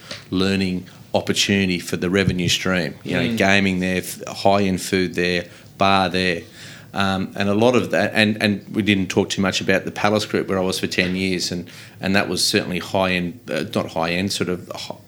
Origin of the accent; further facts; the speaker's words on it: Collaroy, New South Wales, Australia; I grew up in Collaroy, so I know the old surf rock very well